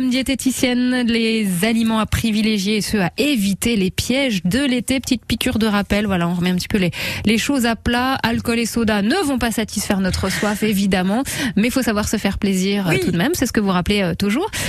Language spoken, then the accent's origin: French; Nice, Provence-Alpes-Côte d'Azur, France; je viens de Nice.